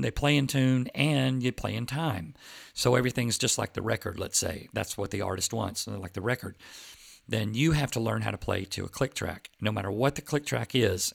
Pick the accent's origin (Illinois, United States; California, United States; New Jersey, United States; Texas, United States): Texas, United States; Plano; I grew up with them in Plano, Texas